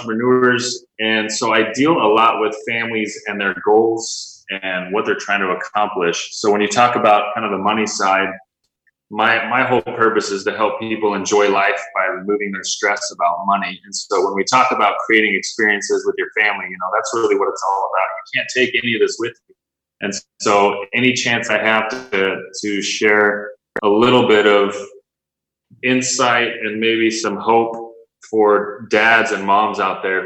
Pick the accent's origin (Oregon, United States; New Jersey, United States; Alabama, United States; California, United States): California, United States; Southern; I'm a father of five, happily married almost 20 years now, born and raised in Southern California